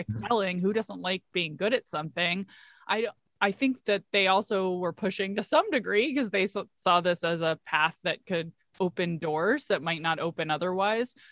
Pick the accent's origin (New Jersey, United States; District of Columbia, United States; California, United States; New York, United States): District of Columbia, United States; Washington, D.C. area; I am from the Washington, D C area, and I grew up in the suburbs.